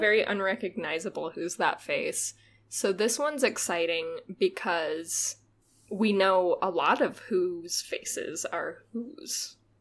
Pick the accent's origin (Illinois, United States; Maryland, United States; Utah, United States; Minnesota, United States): Utah, United States; born or raised there